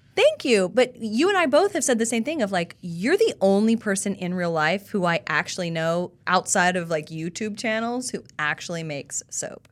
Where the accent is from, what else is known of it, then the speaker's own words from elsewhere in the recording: South Carolina, United States; now in Nashville, United States; I'm from South Carolina